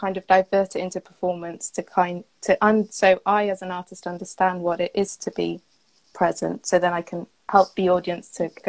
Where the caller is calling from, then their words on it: Cardiff, Wales, United Kingdom; So today I'm in Cardiff, Wales.